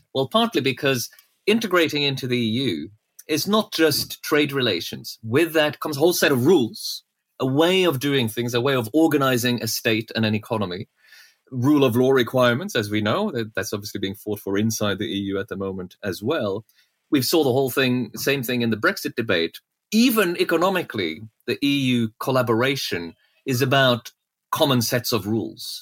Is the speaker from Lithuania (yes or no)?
no; Norway; moved away; I grew up in Norway